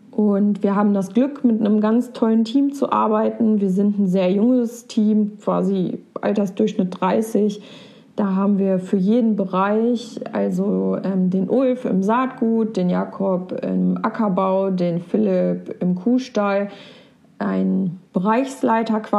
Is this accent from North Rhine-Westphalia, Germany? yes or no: yes; Porta Westfalica, North Rhine-Westphalia, Germany; also born or lived in Minden; ich bin dieses Jahr 30 geworden. Geboren bin ich in Minden und aufgewachsen im wunderschönen Porta Westfalica an der Weser zwischen Wien und Wesergebirge.